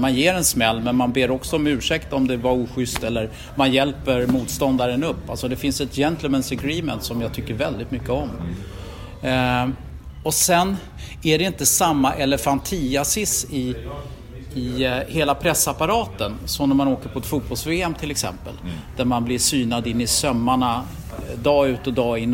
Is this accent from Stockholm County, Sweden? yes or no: yes; Stockholm, Stockholm County, Sweden; Jag var ju från Rågsved, förortskille